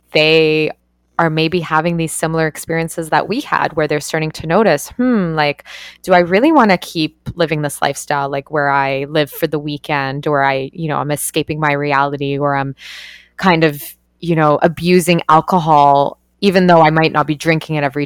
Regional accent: Canada; I grew up in Canada and like went to party universities

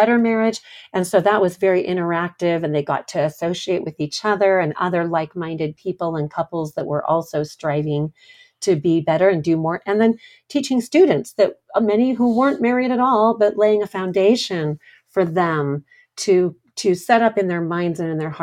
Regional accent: Coronado, California, United States; I was born in Coronado

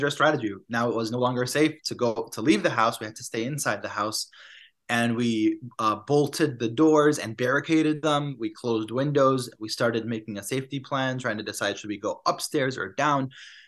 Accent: Chicago, Illinois, United States; also born or lived in Palestine / Massachusetts; I went to Harvard University, came back home to Chicago

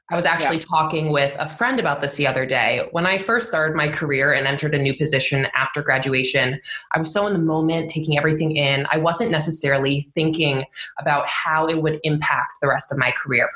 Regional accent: Long Island, New York, United States; I am now back home on Long Island where I grew up

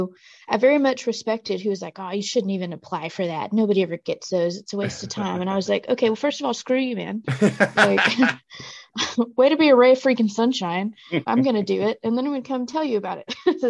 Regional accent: Mississippi, United States; moved away as an adult; now in Chattanooga, United States; I grew up in Mississippi, kind of in a good bit of poverty

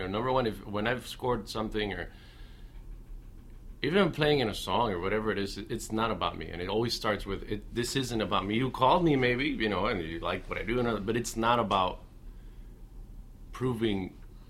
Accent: Miami, Florida, United States; Well, I'm from Miami.

